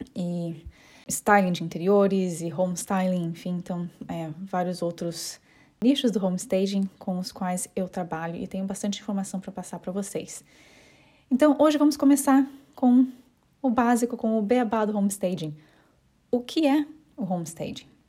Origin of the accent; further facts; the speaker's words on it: Curitiba, Paraná, Brazil; accent: curitibana; moved away as an adult; now in London, United Kingdom; eu sou de Curitiba, porém eu me mudei para Londres há aproximadamente cinco anos